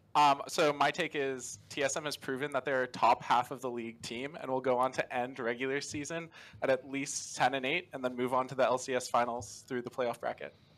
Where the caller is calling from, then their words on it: Tampa, Florida, United States; I'm calling from around Tampa, Florida